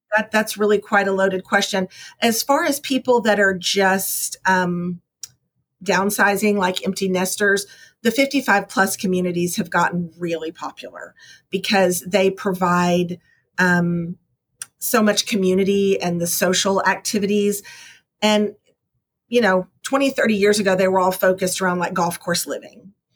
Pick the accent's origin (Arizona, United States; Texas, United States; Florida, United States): Texas, United States; I'm from Texas, so I really like a good barbecue.